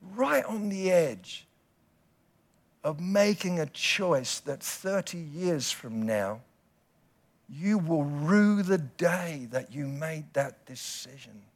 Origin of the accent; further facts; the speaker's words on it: United Kingdom; we British people